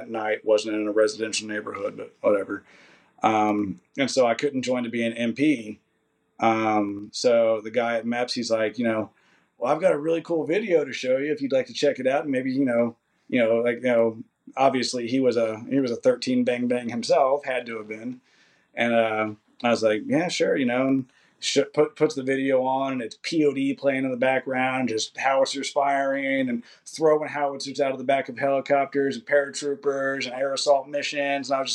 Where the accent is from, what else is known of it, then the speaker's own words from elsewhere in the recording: Kentucky, United States; moved away as an adult; I had nothing, and I do mean nothing, there for me in Kentucky besides my family